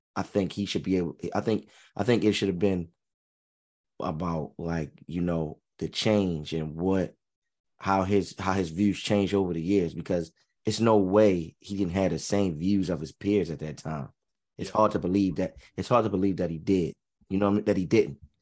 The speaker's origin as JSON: {"language": "English", "country": "United States", "said": "as an American"}